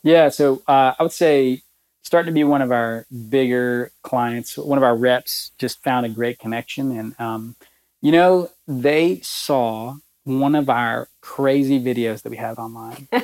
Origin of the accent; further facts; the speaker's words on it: Alabama, United States; moved away as an adult; now in Lexington, United States; my home state of Alabama